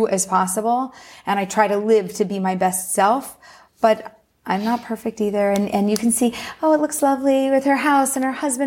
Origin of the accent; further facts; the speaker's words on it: Philadelphia, Pennsylvania, United States; moved away as an adult; now in Pardes Hanna, Israel; I was born and raised in Philly.